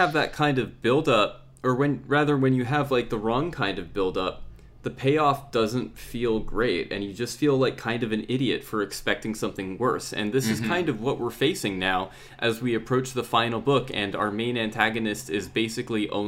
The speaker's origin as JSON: {"language": "English", "country": "United States", "moved": "as an adult", "lives_now": "United Kingdom", "said": "I'm American"}